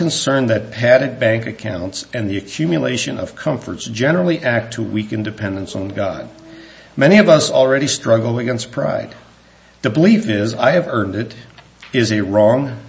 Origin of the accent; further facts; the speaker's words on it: United States; the Lord saw fit that I was born in the United States of America